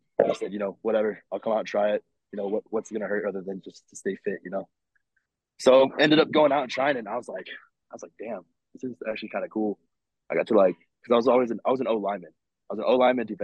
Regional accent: Las Vegas, Nevada, United States; I'm born and raised in Las Vegas.

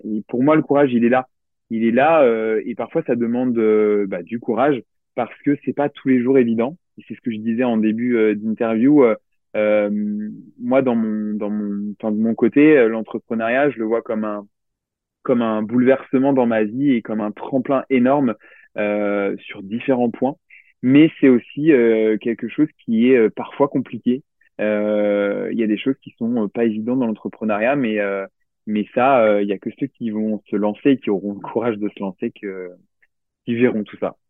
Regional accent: Limoges, Nouvelle-Aquitaine, France; je viens de Limoges

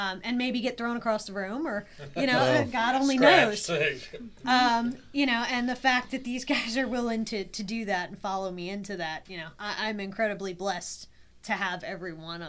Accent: New Orleans, Louisiana, United States; I'm from New Orleans

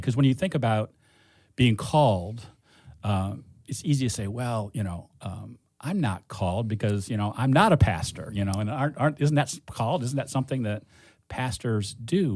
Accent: Cleveland, Ohio, United States; I grew up in Cleveland.

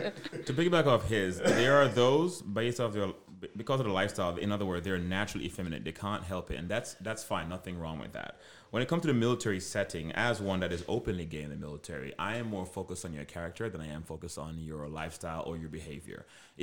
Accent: Jamaica; now, yes, I am, in lack of better words, I'm black. But I'm also Jamaican.

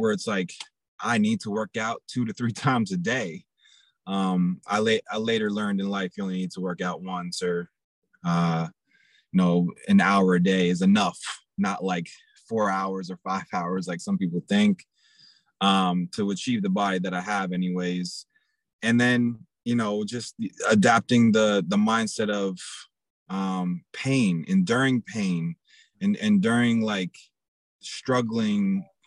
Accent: Portsmouth, New Hampshire, United States; also born or lived in New York; I happen to go to elementary school and middle school and high school in a place called Portsmouth, New Hampshire

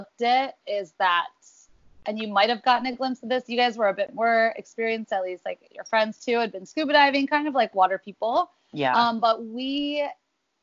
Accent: Philadelphia, Pennsylvania, United States; moved away as an adult; now in Hawaii, United States; I grew up in Philadelphia, Pennsylvania, and migrated out to Hawaii about 7-8 years ago.

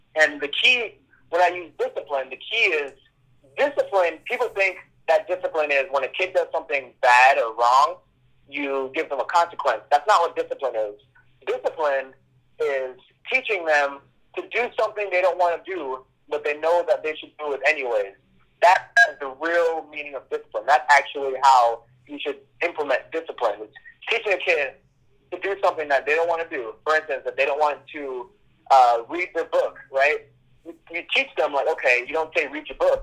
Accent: Kingston, Jamaica; I was born in Kingston, Jamaica

